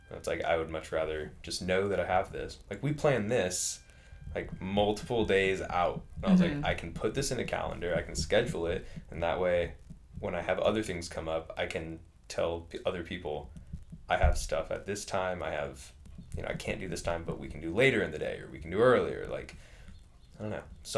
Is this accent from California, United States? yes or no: yes; California, United States; And, like, growing up in California, you have to take into account traffic and everything.